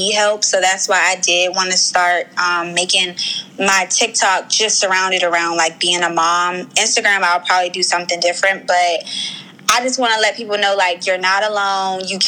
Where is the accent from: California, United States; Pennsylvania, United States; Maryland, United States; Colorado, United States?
Maryland, United States; I'm from Maryland, lived in Maryland all my life.